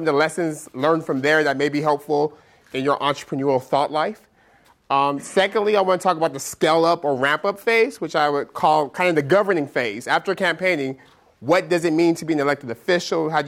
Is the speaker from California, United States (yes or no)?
yes; Stockton, California, United States; Stockton is my hometown, it's my community